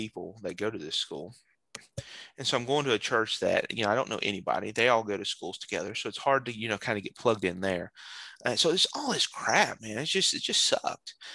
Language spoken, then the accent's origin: English; North Carolina, United States; also born or lived in Pennsylvania; in the fifth grade, I moved from Pennsylvania to North Carolina